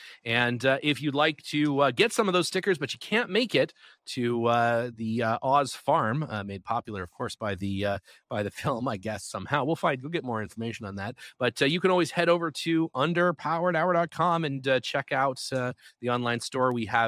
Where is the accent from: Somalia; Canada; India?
Canada; I first bring the car to Canada for a little while. Obviously, I can do that. I'm a Canadian citizen, so it's not a big deal.